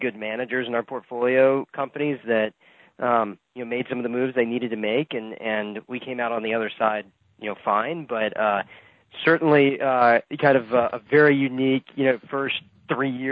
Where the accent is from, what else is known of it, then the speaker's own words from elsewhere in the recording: Kentucky, United States; moved away as an adult; also born or lived in Virginia; now in Florida, United States; I grew up in Kentucky on a 50-acre farm